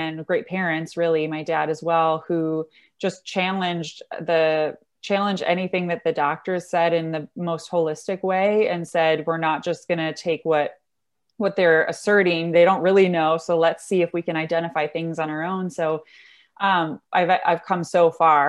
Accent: Michigan, United States; moved away as an adult; also born or lived in Dublin, Ireland / Washington, D.C.; born and raised in Michigan, moved around a lot.

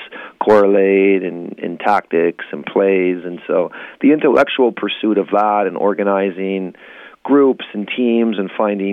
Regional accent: Southwest Michigan, United States; now in Portland, United States; growing up in Southwest Michigan at that time

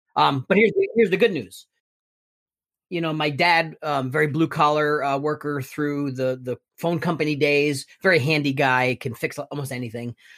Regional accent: Elizabeth, New Jersey, United States; I was born and raised in Elizabeth, New Jersey

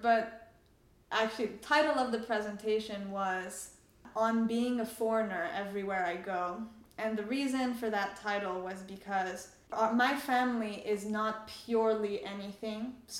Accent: France; also born or lived in Canada; now in United States; I usually say I grew up in France, but I'm Iranian and I live in the US.

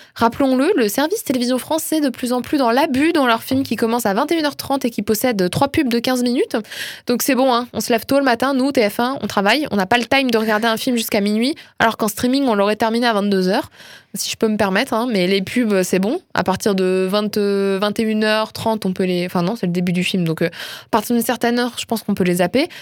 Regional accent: France; je suis une bonne française qui se respecte

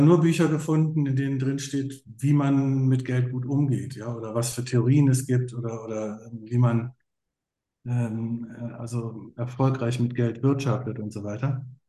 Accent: Berlin, Germany; ich bin ja in West-Berlin aufgewachsen

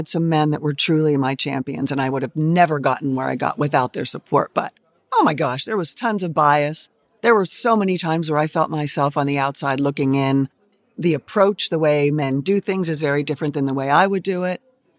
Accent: Pittsburgh, Pennsylvania, United States; I grew up in Pittsburgh, went to Penn State.

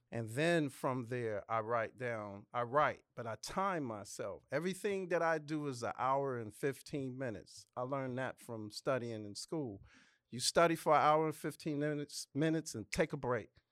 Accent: New York City, New York, United States; also born or lived in Los Angeles, California; now in Atlanta, United States; I'm from the Bronx

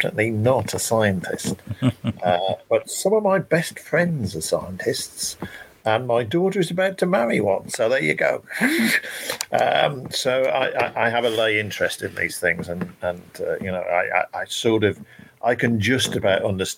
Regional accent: Shropshire, West Midlands, United Kingdom; moved away; I come from Shropshire originally, and I moved back to Shropshire

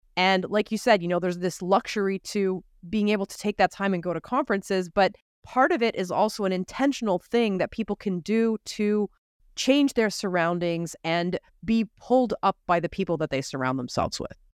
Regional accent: Canada; As a Canadian

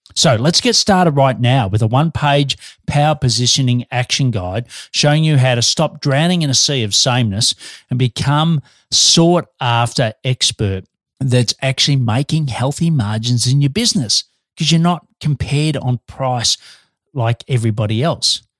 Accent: Australia; now in Melbourne, Australia

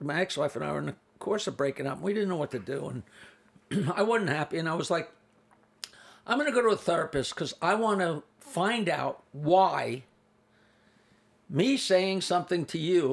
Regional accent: East Norwich, New York, United States; also born or lived in Bayville, New York; born and raised in East Norwich, which is just south of Oyster Bay. I live in Bayville on Long Island Sound

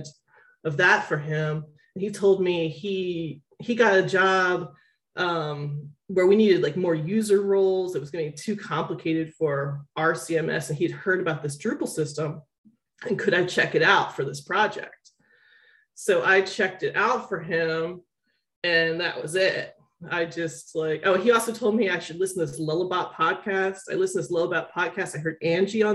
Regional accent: Philadelphia, Pennsylvania, United States; I'm from Philadelphia, which is a big pharmaceutical hub

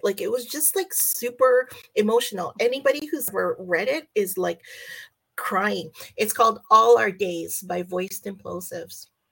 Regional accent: Canada; I'm Canadian

